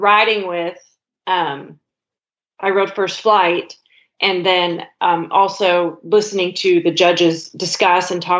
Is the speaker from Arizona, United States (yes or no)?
no; Miles City, Montana, United States; I grew up in a ranching family in Montana